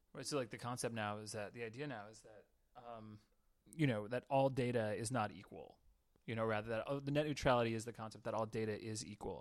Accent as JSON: {"language": "English", "region": "Southern California", "country": "United States", "tie": "born or raised there", "said": "I grew up in Southern California, um, like in in a small town, it's about 30, 30 miles east of San Diego."}